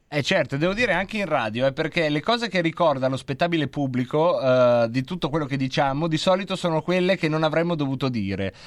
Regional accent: Lombardy, Italy; Dalle nostre parti si dice se fan

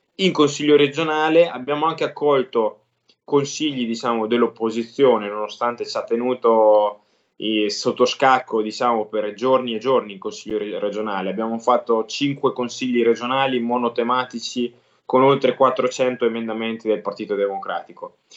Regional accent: Fano, Marche, Italy; siamo sulla costa, sul mare a Fano, quindi io sono di Fano

